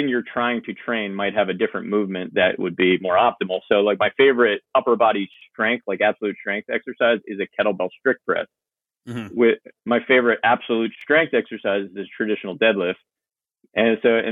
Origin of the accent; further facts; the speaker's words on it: Northeastern Pennsylvania, United States; moved away as an adult; now in Delaware County, United States; I grew up in Northeastern PA